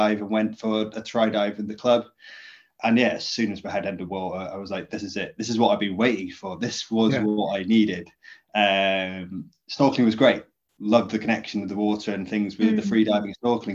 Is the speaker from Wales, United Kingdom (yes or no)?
yes; Llŷn Peninsula, North Wales, United Kingdom; I grew up in North Wales in the Cumbria Peninsula, to a fishing family